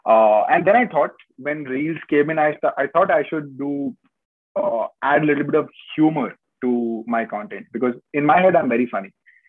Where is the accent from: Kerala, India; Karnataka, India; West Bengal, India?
West Bengal, India; Kolkata; moved away as an adult; also born or lived in Rajasthan; now in United Kingdom; I've always lived in Calcutta since my childhood. I was born in Rajasthan, but I was brought up in Calcutta all my life. And I moved to the UK this year in January.